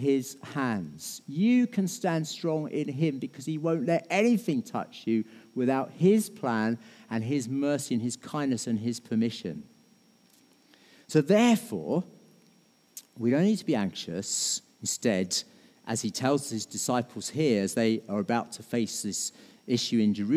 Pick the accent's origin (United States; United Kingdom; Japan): United Kingdom; we're British